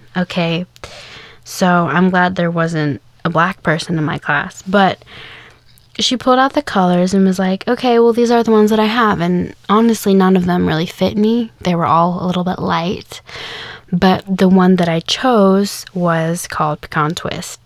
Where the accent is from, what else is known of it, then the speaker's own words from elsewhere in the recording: Kansas, United States; now in the South, United States; I grew up in Kansas